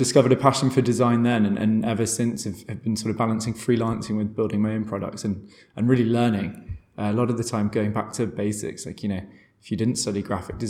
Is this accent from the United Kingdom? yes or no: yes; London, United Kingdom; moved away as an adult; also born or lived in Portugal / Brazil; now in Berlin, Germany; I'm from London, I thought, hey, Berlin will be interesting. So moved here